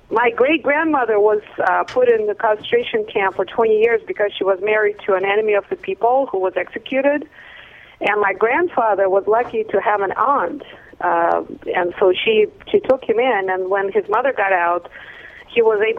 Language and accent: English; Russia; now in Seattle, United States; I'm I'm originally from Russia.